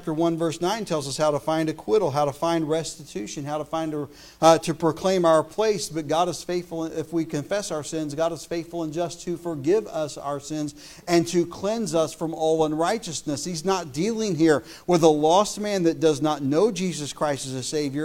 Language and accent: English; United States; As an American